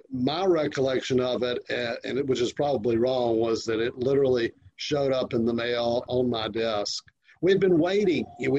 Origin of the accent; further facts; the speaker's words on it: Augusta, Georgia, United States; moved away; also born or lived in Clemson, South Carolina; Augusta, Georgia.